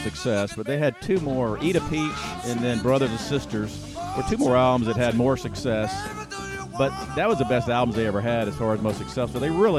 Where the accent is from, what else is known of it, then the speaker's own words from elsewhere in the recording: Atlanta, Georgia, United States; Born and raised in Atlanta, GA.